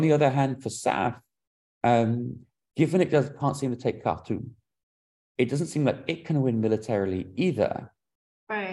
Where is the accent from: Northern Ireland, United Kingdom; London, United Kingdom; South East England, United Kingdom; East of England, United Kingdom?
London, United Kingdom; moved away; I grew up in London